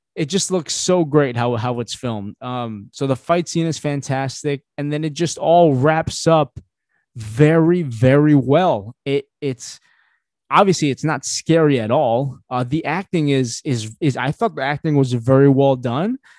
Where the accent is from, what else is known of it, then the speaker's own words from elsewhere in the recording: Philippines; I'm Filipino